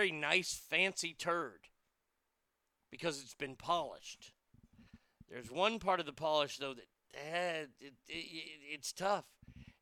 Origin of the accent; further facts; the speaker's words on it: Texas, United States; As a Texan